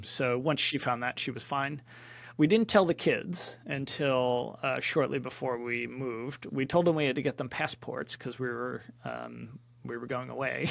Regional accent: Philadelphia, Pennsylvania, United States; moved away as an adult; also born or lived in California / Atlanta; now in London, United Kingdom; I grew up in Philadelphia

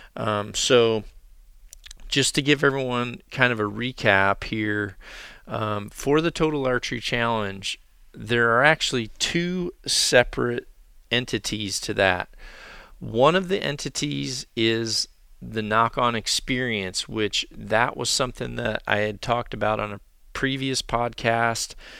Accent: the South / Mississippi Delta, United States; now in Iowa, United States; how I grew up turkey hunting. Uh, down in the South or in the Mississippi Delta

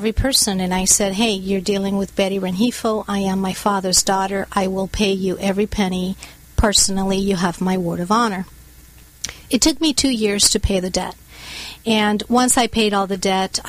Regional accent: Bogota, Colombia; now in United States; I was born and raised in Bogota, Colombia in South America.

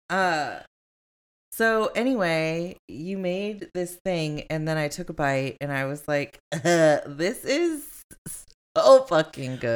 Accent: Long Beach, California, United States; I'm from Long Beach

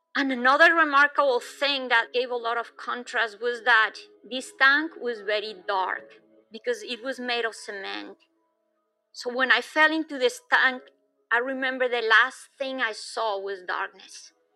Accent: Bogota, Bogotá Capital District, Colombia; moved away; I was born in Bogota, which is high up in the Andes

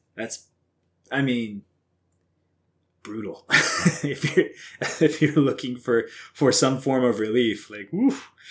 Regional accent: Southwest Missouri, United States; I grew up on Southwest Missouri

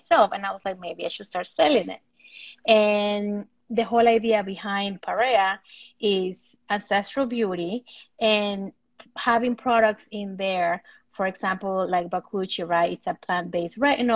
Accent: Ecuador; I'm from Ecuador

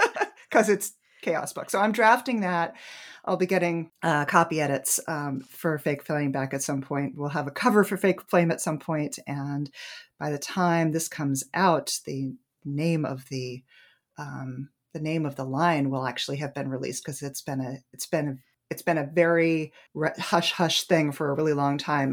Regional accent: New Hampshire, United States; moved away as an adult; now in Washington, D.C. area, United States; in my hometown in New Hampshire

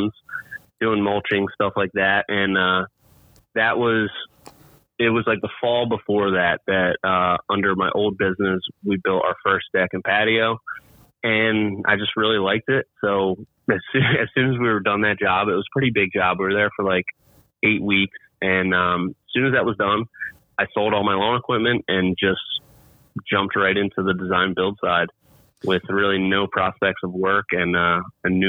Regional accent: New Jersey, United States; I am from Jersey, New Jersey, right outside of Philadelphia, though. So I'm a huge Eagles fan and yeah, grew up in South Jersey.

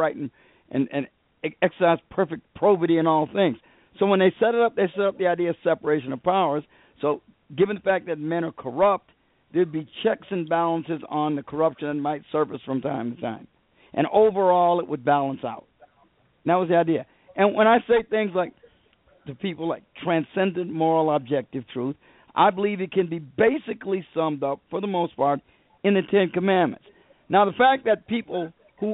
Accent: Chicago, Illinois, United States; I was raised in Chicago all my life

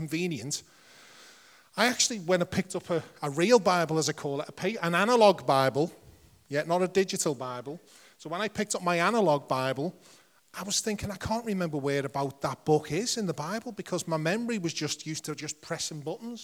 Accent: Liverpool, North West England, United Kingdom; accent: Scouse; I'm a Scouser

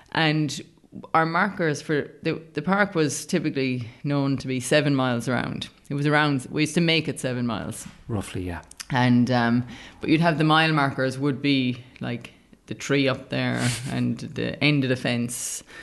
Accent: Australia; and I am from Australia, and she's getting ready to run at the World Indoors next week.

